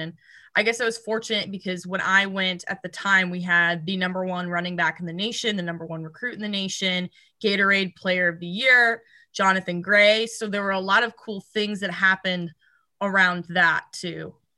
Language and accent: English; Aledo, Texas, United States; moved away as an adult; also born or lived in Fort Worth, Texas / Mason City, Iowa; I was born in Fort Worth, but I really grew up in a town called Alito, Texas, which is a little bit southwest